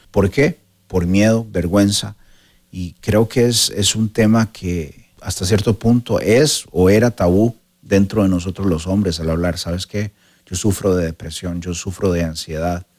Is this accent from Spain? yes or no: no; Costa Rica; en Costa Rica, de donde soy yo